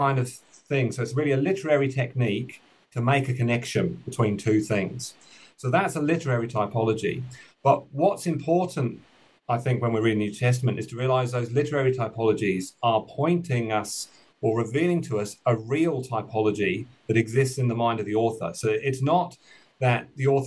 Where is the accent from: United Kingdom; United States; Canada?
United Kingdom; now in New Zealand; you might have picked up from the accent that I'm originally from the United Kingdom, but I'm now living and working in Aotearoa, New Zealand.